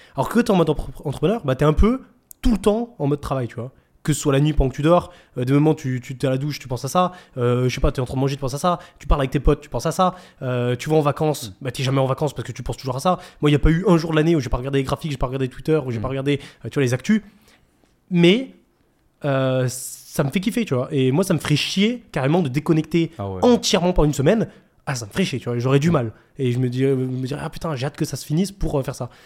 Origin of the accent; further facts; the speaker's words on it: France; accent: French; ils entendaient mon, accent français. Du coup, ils disaient Ah, t'es français